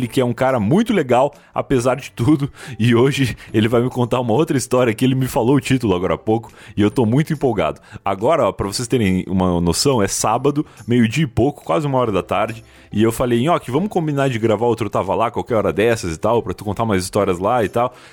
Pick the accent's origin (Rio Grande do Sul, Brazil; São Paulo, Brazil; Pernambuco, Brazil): Rio Grande do Sul, Brazil; sou gaúcho.